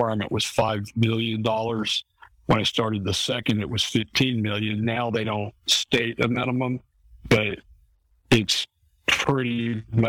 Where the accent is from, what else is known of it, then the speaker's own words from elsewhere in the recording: Eustis, Florida, United States; I grew up in Eustis, Florida, where I was born and still live